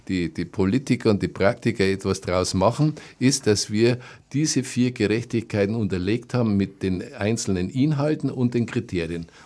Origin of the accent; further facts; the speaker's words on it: Neuburg an der Donau, Bavaria, Germany; als gebürtiger Neuburger habe ich miterlebt, wie in Ingolstadt die Raffinerie entstanden ist